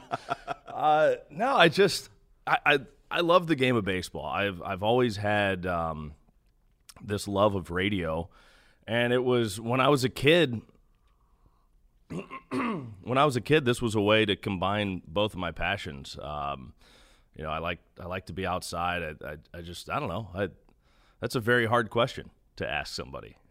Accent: Kansas City, Missouri, United States; moved away; I grew up in Kansas City

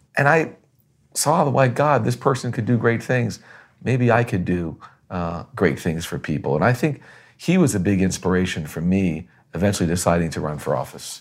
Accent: Boston, Massachusetts, United States; now in Florida, United States; being born in Boston, growing up in Boston, learning about the colonial experience

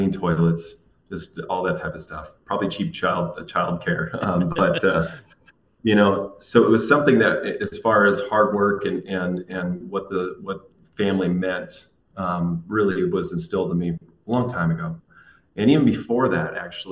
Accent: Lynden, Washington, United States; I am born and raised in Linden, Washington.

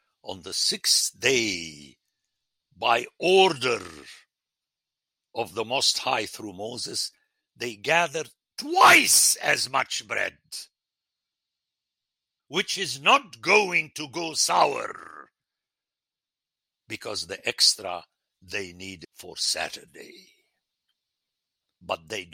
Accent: Lebanon; moved away; when I grew up in Lebanon

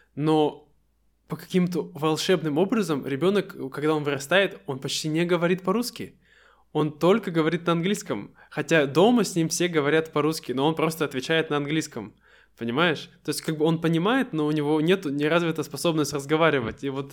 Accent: Siberia, Russia; мы настоящие сибиряки, мы очень быстро говорим

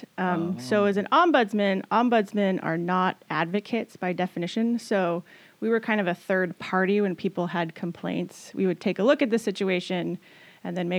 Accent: Washington, United States; also born or lived in Boston; my great grandparents are from here, and probably beyond that, I'm like from Washington.

